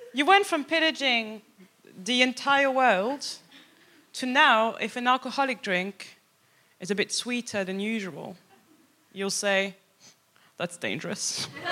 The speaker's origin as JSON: {"language": "English", "town": "Paris", "region": "Île-de-France", "country": "France", "also_born_or_lived": "Birmingham", "moved": "as an adult", "lives_now": "England", "said": "I'm from Paris"}